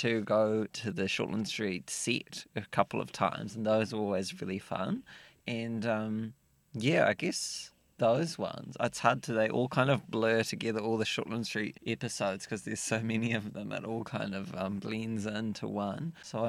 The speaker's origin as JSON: {"language": "English", "town": "Dunedin", "region": "Otago", "country": "New Zealand", "tie": "born or raised there", "said": "Well, I grew up in Dunedin and I did not have many friends."}